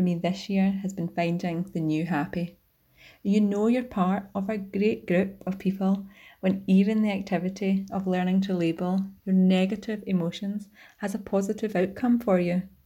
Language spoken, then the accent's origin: English; Scotland, United Kingdom; from Rainy Court, Scotland